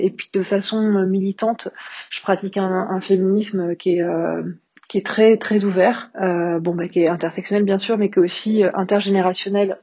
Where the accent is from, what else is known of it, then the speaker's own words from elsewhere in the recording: Paris, Île-de-France, France; moved away as an adult; also born or lived in London / Berlin; now in Lamballe, France; Je suis parisienne d'origine, je suis née à Paris, j'ai vécu la plupart de, ma vie